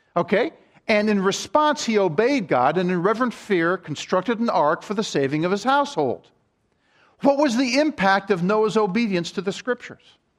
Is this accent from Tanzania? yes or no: no; Maryland, United States; I grew up in Maryland